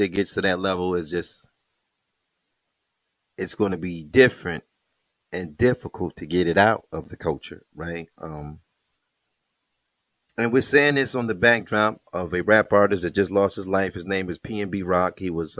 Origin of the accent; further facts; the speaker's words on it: Detroit, Michigan, United States; That's the neighborhood right next from mine. I'm from Plymouth.